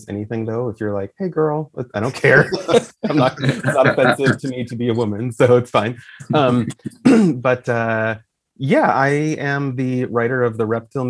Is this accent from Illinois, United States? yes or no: no; Idaho, United States; I was from Idaho